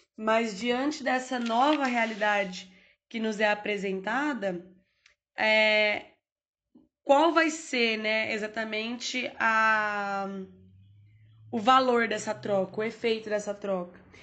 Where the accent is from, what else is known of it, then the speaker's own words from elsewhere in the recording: Brazil; somos brasileiros